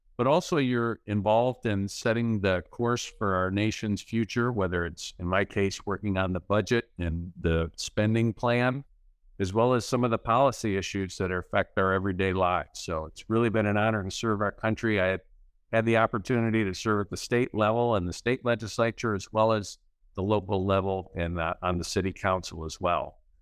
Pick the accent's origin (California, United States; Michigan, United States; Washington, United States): Michigan, United States; Midland; now in Caledonia, United States; I grew up in Midland